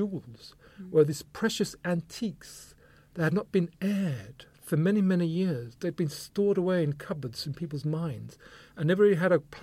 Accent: Luton, East of England, United Kingdom; also born or lived in Brighton; growing up in Luton with my Jamaican parents

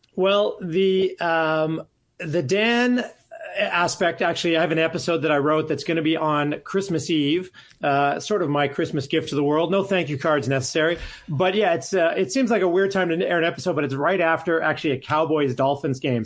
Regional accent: Calgary, Alberta, Canada; moved away; I'm from Calgary

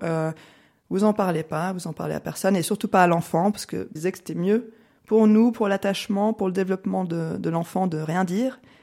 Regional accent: French-speaking Switzerland, Romandy, Switzerland; J'ai grandi en Suisse romande, enfin je vis toujours en Suisse romande.

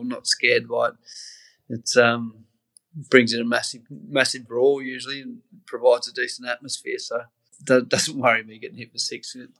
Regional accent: Australia; And as Australian cricketer, it doesn't get much bigger than heading over to the Ashes over there.

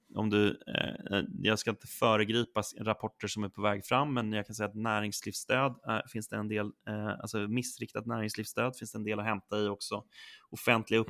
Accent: Sollentuna, Stockholm County, Sweden; now in Stockholm, Sweden; jag är uppväxt i Sollentuna, norr om Stockholm, och jag bor nu inne i Stockholm

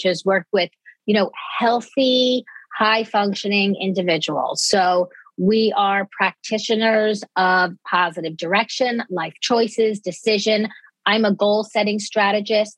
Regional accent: Dix Hills, New York, United States; I grew up on Long Island. I consider myself very much a Long Island girl

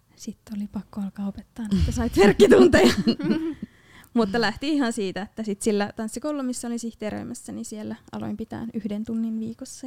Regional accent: Loimaa, Southwest Finland, Finland; olen tuolta Loimalta kotosin

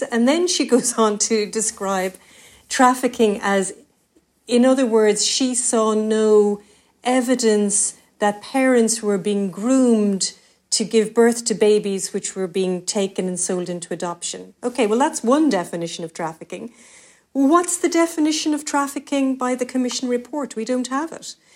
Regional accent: Cork, Munster, Ireland; we're both from Cork City, Mick, and that's a very small, tight knit community

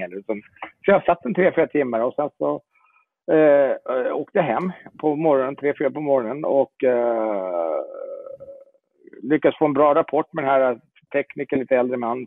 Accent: Jordbro, Stockholm County, Sweden; moved away as an adult; now in Italy; Jag är eh, uppvuxen i Jordbro söder om Stockholm

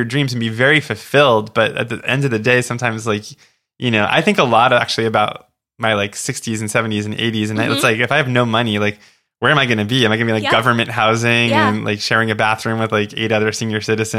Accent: Oceanside, New York, United States; also born or lived in Florida; because I grew up on Long Island in a town called Oceanside, which is a small town. And we lived near the garbage dump and we could smell the dump.

